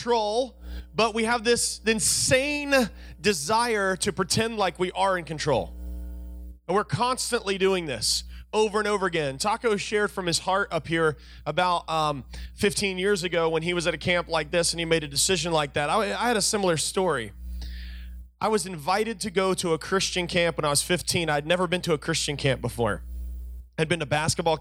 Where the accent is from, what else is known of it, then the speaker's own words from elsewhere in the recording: Virginia, United States; I was from Virginia